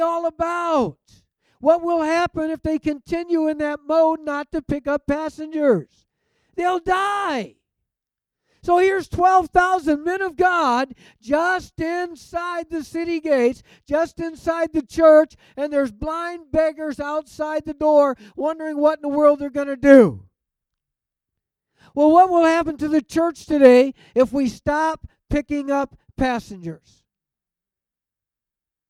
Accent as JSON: {"language": "English", "town": "Detroit", "region": "Michigan", "country": "United States", "tie": "born or raised there", "said": "I grew up in and around Detroit"}